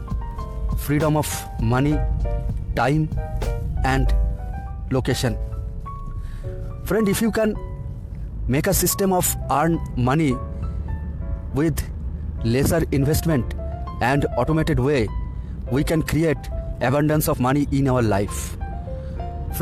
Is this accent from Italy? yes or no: no; India; from India.